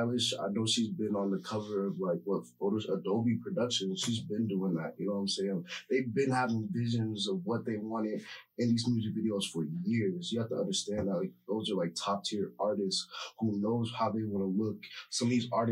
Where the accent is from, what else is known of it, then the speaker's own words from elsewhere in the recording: St. Louis, Missouri, United States; Where I'm from St. Louis.